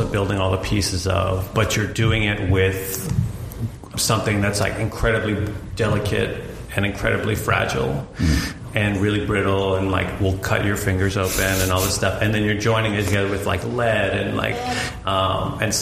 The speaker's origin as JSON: {"language": "English", "town": "Boston", "region": "Massachusetts", "country": "United States", "tie": "born or raised there", "said": "I grew up in Boston, and you pretty much just get handed a Celtics and Patriots jersey when you come out of the womb there."}